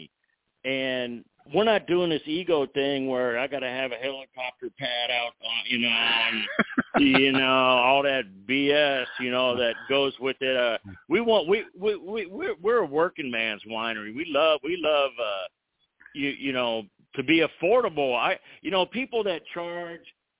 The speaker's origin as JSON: {"language": "English", "region": "California", "country": "United States", "tie": "born or raised there", "said": "I was born in California"}